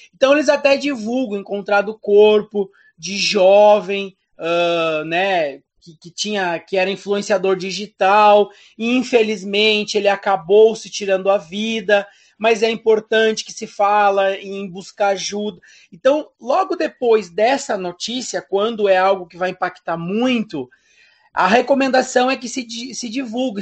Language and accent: Portuguese; Rio Grande do Sul, Brazil; now in Santa Catarina, Brazil; eu sou natural do Rio Grande do Sul